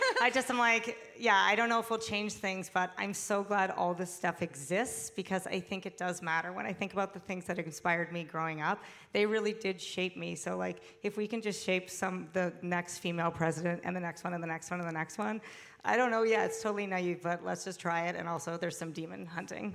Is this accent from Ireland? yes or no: no; Canada; I am Canadian